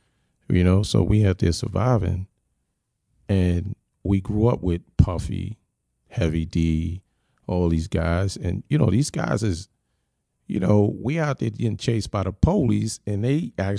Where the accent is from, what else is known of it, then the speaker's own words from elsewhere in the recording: Philadelphia, Pennsylvania, United States; You know, I was raised in Philly for a bit.